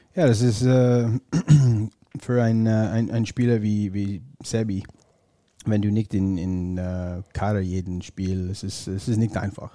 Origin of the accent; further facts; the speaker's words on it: northern Ontario, Canada; German is a second language; moved away; ich komme aus Ontario, nördlichen Ontario